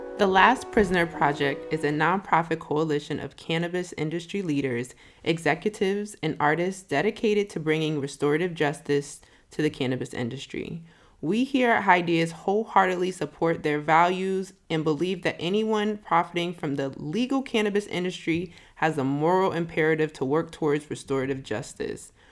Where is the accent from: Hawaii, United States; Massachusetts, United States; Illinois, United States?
Massachusetts, United States; Springfield; moved away as an adult; now in Atlanta, United States; I was born and raised in Springfield, Massachusetts. I moved to Atlanta about twenty ten